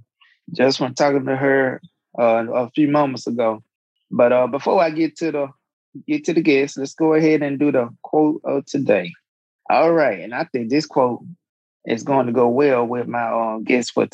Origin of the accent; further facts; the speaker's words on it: Mobile, Alabama, United States; where I'm from, like the Mobile area.